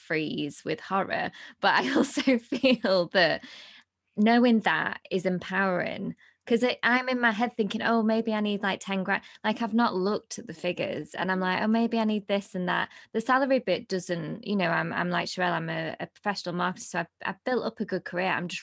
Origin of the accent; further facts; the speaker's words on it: Blackpool, North West England, United Kingdom; moved away; I'm from Blackpool originally